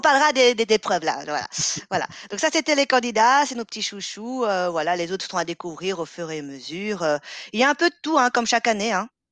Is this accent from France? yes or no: no; Belgium; On est belge